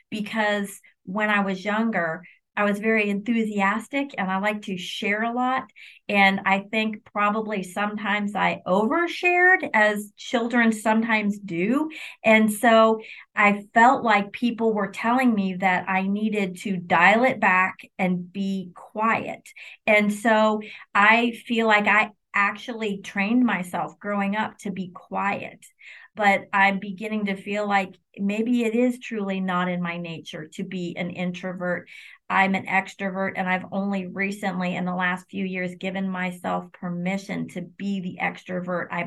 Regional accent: Illinois, United States; also born or lived in New York / Kentucky; I grew up in, I was born in New York, grew up in Illinois, and then spent 20 years of my legal career in Kentucky.

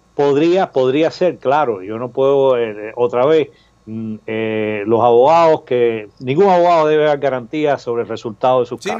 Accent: Cuba; now in United States; nuestros derechos como cubanos americanos

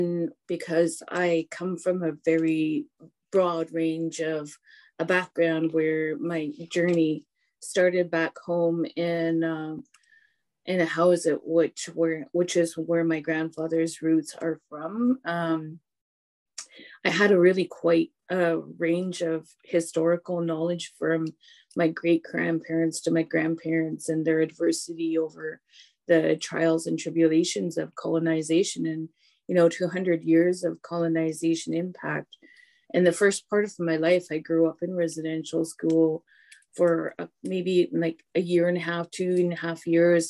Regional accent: Hesquiaht, British Columbia, Canada; now in Port Alberni, Canada; Histakshith Heshkwiat, which means I come from Heshkwit. Heshkwit Aksups means I'm a Heshkwit woman

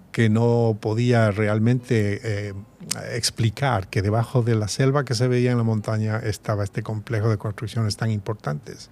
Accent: Quito, Pichincha, Ecuador; moved away as an adult; also born or lived in Columbus, Ohio; yo nací y crecí en Quito

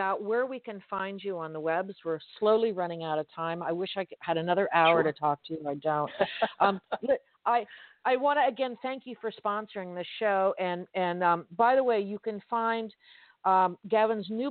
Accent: Miami, Florida, United States; I'm born and raised in Miami. I read like a Miamian, I'm a Floridian girl

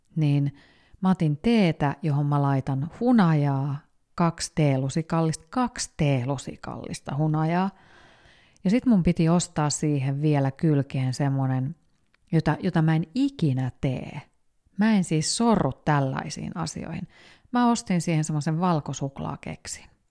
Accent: Finland; moved away as an adult; also born or lived in Spain; mä mu- muutin takaisin Suomeen

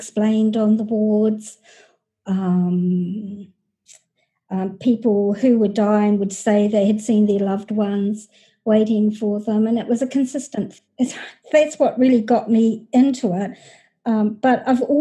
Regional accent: New Zealand; moved away as an adult; also born or lived in United States; I'm from New Zealand, the little country of New Zealand down under.

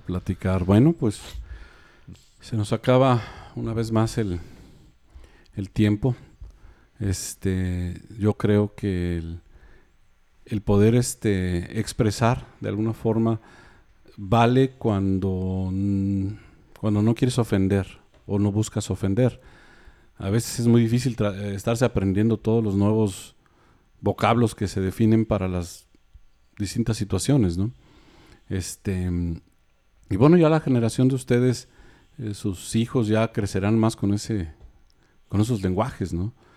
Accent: Mexico City, Mexico; now in Monterrey, Mexico; tengo muchos años viviendo aquí, o sea, yo me considero más pues, regio, yo no me considero ya chilango

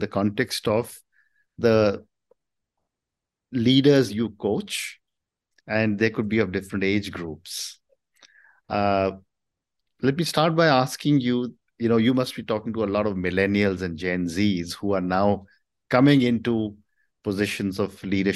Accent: India; I come from India

